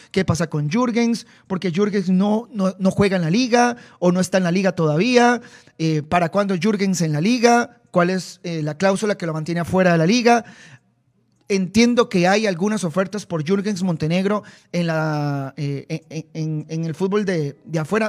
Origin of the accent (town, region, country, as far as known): Costa Rica